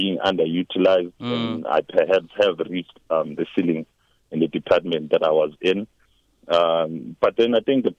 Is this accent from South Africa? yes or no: yes; Embalenhle, Mpumalanga, South Africa; also born or lived in KwaZulu-Natal; Mbalente next to Sekunda. I basically came up here when I was 5. I was originally born in KZN, so I actually grew up here.